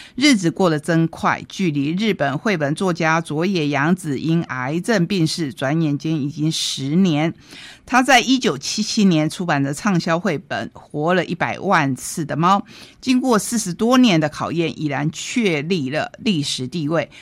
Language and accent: Chinese; Taiwan; 我们台湾人